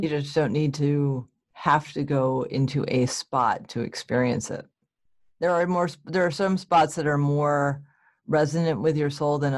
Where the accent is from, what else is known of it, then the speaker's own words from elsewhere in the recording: New England, United States; And I grew up in a Protestant church because I'm from New England.